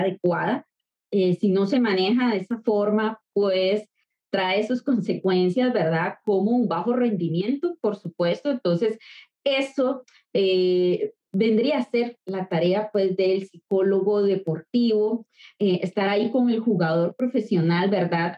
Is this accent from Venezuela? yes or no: no; Costa Rica; soy de Costa Rica, soy psicóloga